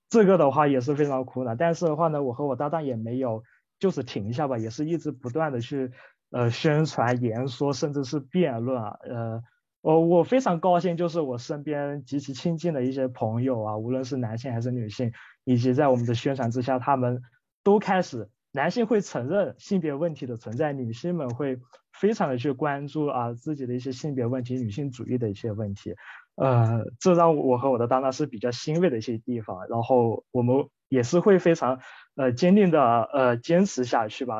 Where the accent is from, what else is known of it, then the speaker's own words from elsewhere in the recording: Guilin, Guangxi, China; 我是来自中国大陆广西桂林这个城市的